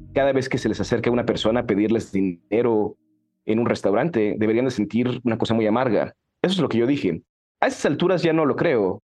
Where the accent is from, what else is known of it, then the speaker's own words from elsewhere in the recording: Mexico; accent: Mexican; moved away as an adult; also born or lived in New Haven, United States / New York, United States / Iowa, United States; now in Mexico City, Mexico; era mexicano y que estaba estudiando en Yale